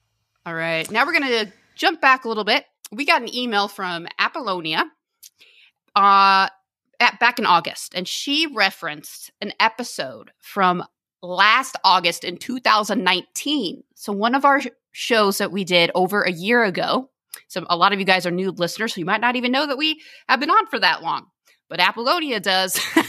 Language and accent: English; Germany; I grew up in Germany watching Xena on my couch on Sunday afternoons in the late 90s, early 2000s.